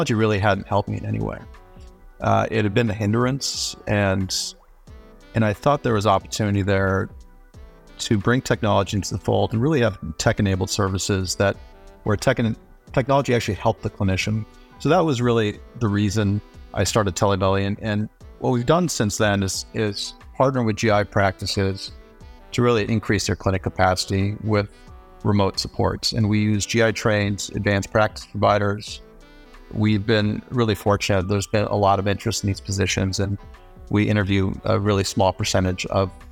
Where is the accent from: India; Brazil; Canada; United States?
United States; Denver, Colorado; also born or lived in Nepal / New York; we immigrated from Nepal to the U.S., when I was about two and a half, and I lived in a multi-generational household in the Denver suburbs